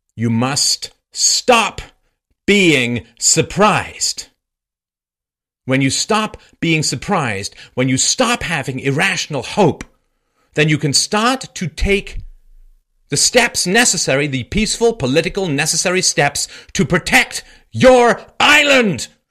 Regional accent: London, United Kingdom; I grew up in London

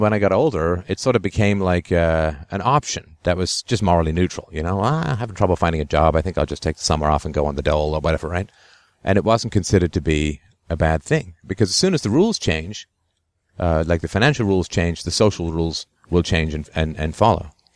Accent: England, United Kingdom; when I was a kid growing up in England

